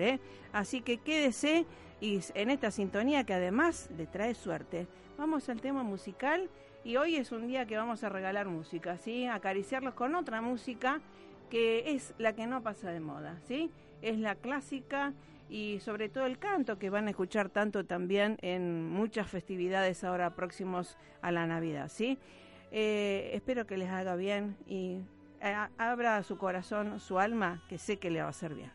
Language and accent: Spanish; Rosario, Santa Fe, Argentina; Rosario se, digamos, da al mundo muchos artistas, somos muy creativos